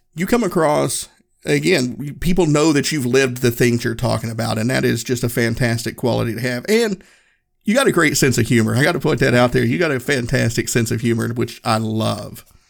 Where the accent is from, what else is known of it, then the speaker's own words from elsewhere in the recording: Northeast Tennessee, United States; moved away as an adult; I grew up in Northeast Tennessee.